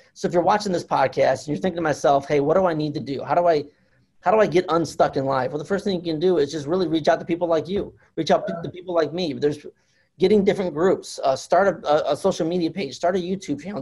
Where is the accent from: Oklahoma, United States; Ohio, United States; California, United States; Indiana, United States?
Indiana, United States; Fort Wayne; I'm from Indiana, Fort Wayne, Indiana. I'm, I'm northern Indiana